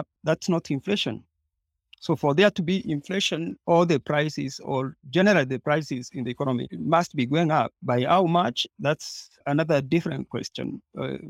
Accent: Kenya; also a Kenyan

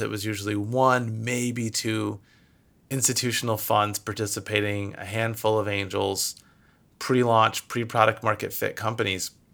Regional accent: Michigan, United States; moved away as an adult; now in California, United States; I'm originally from Michigan and moved out here to California for school

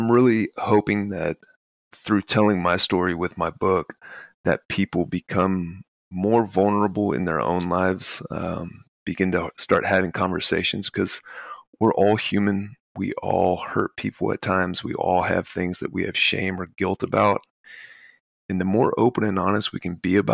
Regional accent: Texas, United States; also born or lived in Baton Rouge, Louisiana; I was born in Baton Rouge, but I grew up in Texas

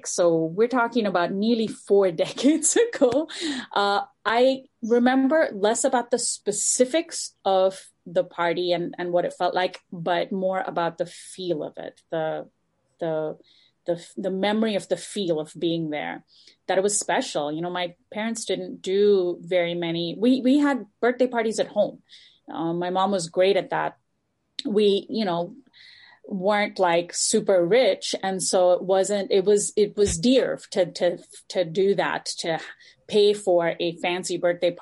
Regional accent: Dubai, United Arab Emirates; now in Los Angeles, United States; growing up in Dubai in the 80s

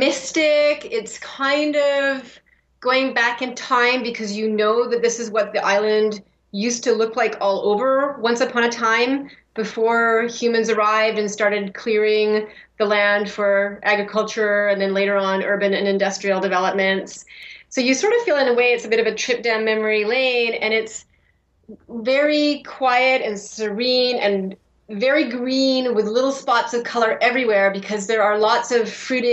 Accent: British Columbia, Canada; now in Kauai, United States; But I grew up in British Columbia

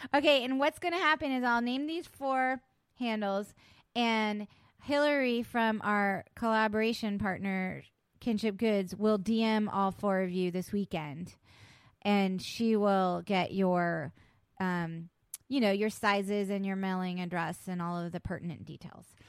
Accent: West Virginia, United States; I was born in West Virginia.

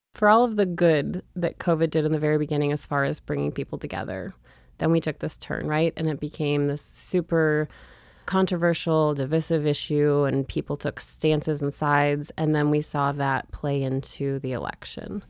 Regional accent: St. Louis Park, Minnesota, United States; also born or lived in Montana; now in Missoula, United States; I grew up in Saint Louis Park, Minnesota, a suburb of Minneapolis.

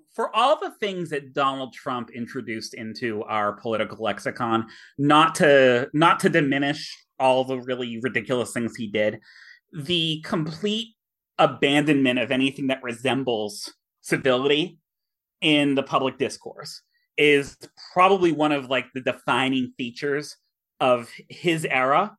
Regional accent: Millbury, Massachusetts, United States; shout out to my hometown. Um, I will give a cheap plug. The Millbury Historical Society

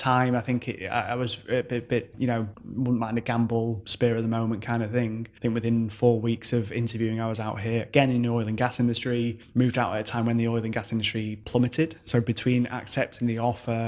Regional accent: Manchester, North West England, United Kingdom; moved away as an adult; now in United Arab Emirates; So I'm originally from Manchester, the UK. So I moved out here January 2015.

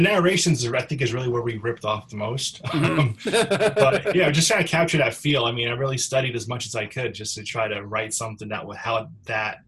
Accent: New York, United States; moved away; I'm from New York originally

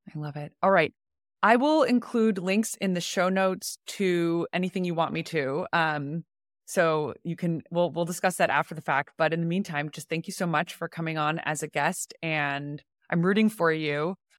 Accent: San Francisco, California, United States; I was born in San Francisco, grew up here my whole life

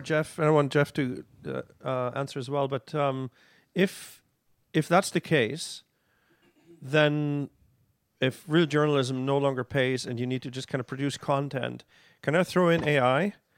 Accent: Germany; now in Canada; growing up in Germany

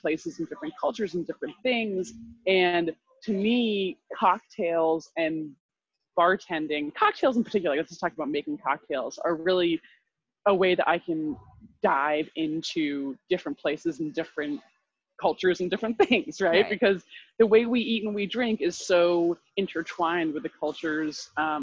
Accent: Vermont, United States; moved away as an adult; also born or lived in Guatemala; I grew up in Vermont

